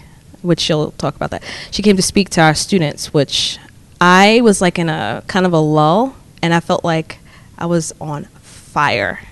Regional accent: New York, United States; now in Maryland, United States; I'm originally from New York, but I went to school here in Maryland. I've stayed here

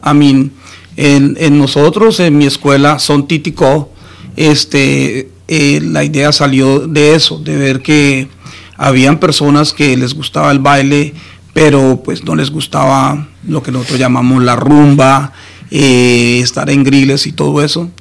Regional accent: Colombia; yo soy colombiano.

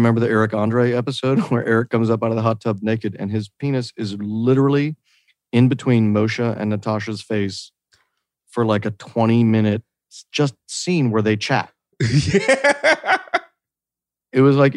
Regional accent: Oak Park, Illinois, United States; also born or lived in Wisconsin; now in California, United States; I'm from the absolute smallest house that was about to collapse made of asbestos. And my mom was a hoarder. So if it helps, I'm from that part of Oak Park.

